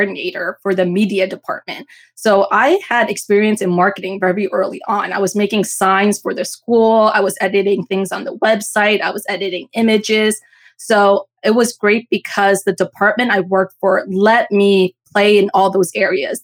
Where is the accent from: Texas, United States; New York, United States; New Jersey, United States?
New Jersey, United States; I was born and raised in New Jersey